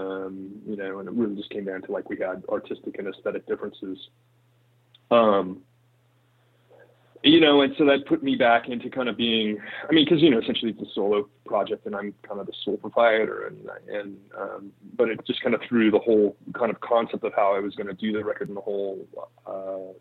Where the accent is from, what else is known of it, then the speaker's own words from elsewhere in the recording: Riverside, California, United States; moved away; also born or lived in San Francisco; I grew up in Riverside, California, which is about an hour outside of LA.